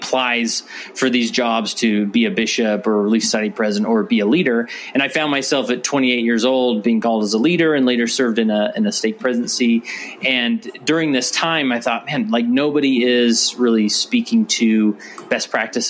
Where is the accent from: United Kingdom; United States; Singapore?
United States; West Valley City, Utah; So I was born and raised in Utah, particularly in West Valley City, Utah, which is just west of Salt Lake City.